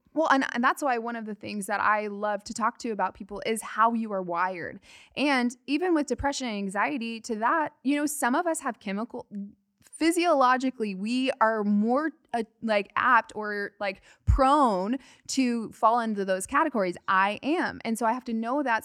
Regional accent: Arizona, United States; I am from Arizona

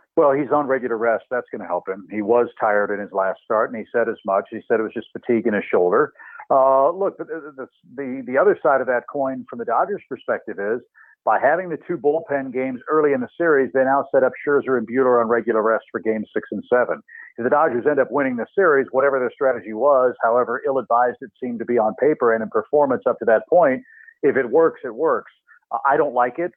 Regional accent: St. Louis, Missouri, United States; growing up in St. Louis

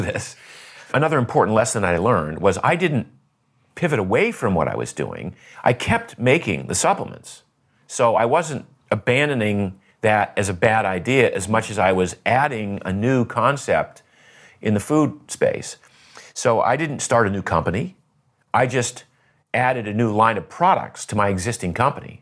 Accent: Maine, United States; I grew up in Maine

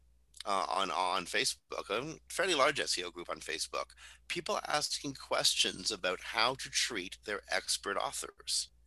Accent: Canada; We're not used to measuring our accomplishments

